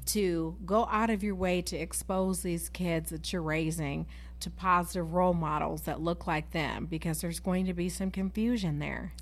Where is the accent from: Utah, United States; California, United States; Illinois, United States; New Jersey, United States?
Illinois, United States; Galesburg; growing up in Galesburg